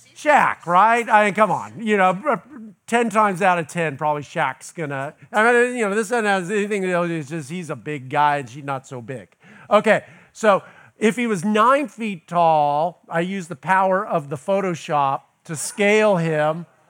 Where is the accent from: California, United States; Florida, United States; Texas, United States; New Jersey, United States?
California, United States; Los Angeles; now in Tallahassee, United States; I'm originally from Los Angeles